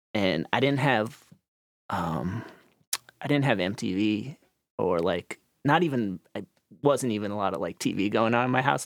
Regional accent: Needham, Massachusetts, United States; I grew up in Needham, Massachusetts. It's a suburb of Boston.

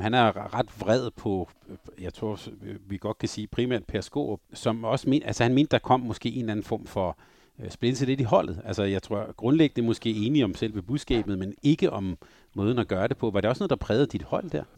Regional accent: Denmark; som lille dreng i Danmark

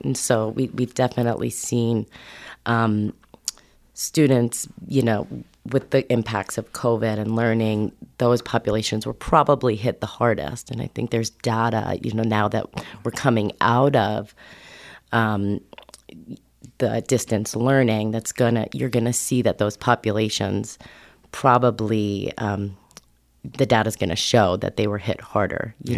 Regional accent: New York, United States; moved away as an adult; now in Humboldt County, United States; I'm originally a New Yorker, East Coast kid

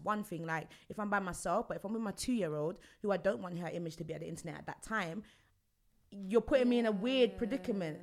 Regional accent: London, United Kingdom; I'm from Stonebridge, Northwest London.

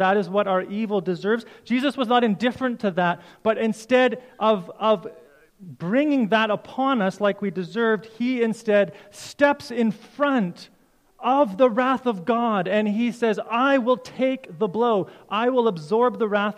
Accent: Canada; as a Canadian citizen

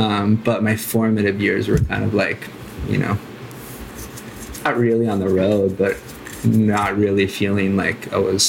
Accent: Santa Cruz, California, United States; I'm from Santa Cruz, California. And then kind of did like, I felt like a little bit of a nomad, like a little transient through my youth, I guess. Just kind of traveling around California and then like doing Hawaii

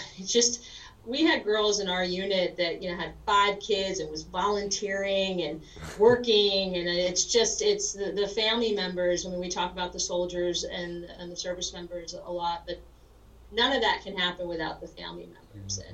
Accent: New Rochelle, New York, United States; moved away as an adult; also born or lived in Berkeley, California / Lawton, Oklahoma; I grew up in New Rochelle, New York

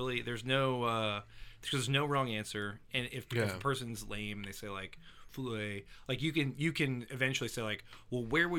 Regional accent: Fort Walton Beach, Florida, United States; I grew up in Fort Walton.

